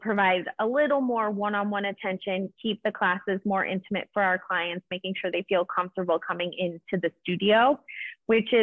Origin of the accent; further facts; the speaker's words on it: Chicago, Illinois, United States; moved away as an adult; now in Ohio, United States; I am originally from Chicago, born and raised, and just recently moved to Ohio